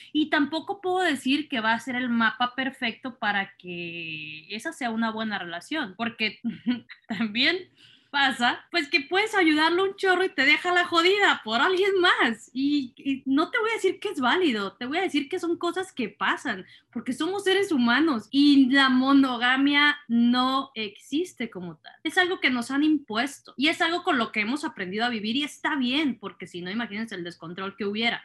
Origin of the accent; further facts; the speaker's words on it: Culiacán, Sinaloa, Mexico; Culichis se les llama a quienes somos de Culiacán